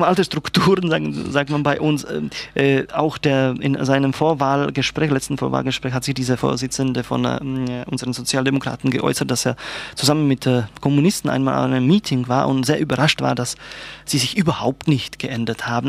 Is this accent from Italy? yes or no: no; Czechia; German is a second language; now in Germany; als Tscheche